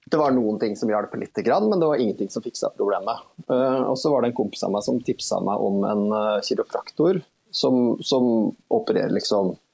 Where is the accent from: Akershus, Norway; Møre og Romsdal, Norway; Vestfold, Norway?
Vestfold, Norway; Horten; syntes ikke det var nødvendig å på en måte tråkke rundt i hele oppveksten min i Horten